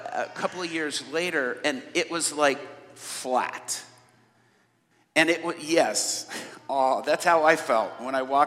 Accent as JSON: {"language": "English", "town": "Atlanta", "region": "Georgia", "country": "United States", "tie": "born or raised there", "accent": "American inner city", "said": "I grew up in Atlanta, so I grew up around a bunch of little old ladies like"}